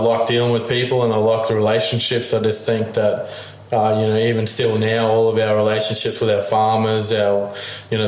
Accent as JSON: {"language": "English", "town": "Gold Coast", "region": "Queensland", "country": "Australia", "tie": "born or raised there", "said": "I grew up on the Gold Coast inland."}